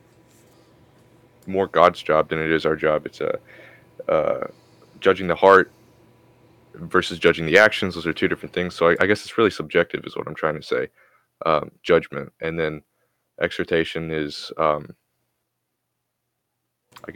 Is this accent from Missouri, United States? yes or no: yes; Missouri, United States; I'm from America, Missouri